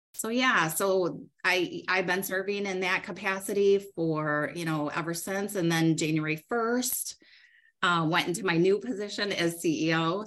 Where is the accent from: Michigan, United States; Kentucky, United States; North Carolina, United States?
Michigan, United States; Lake Odessa; I grew up in Lake Odessa, um, which, if you're familiar, it's a it's really a small rural community um, between Grand Rapids and Lansing.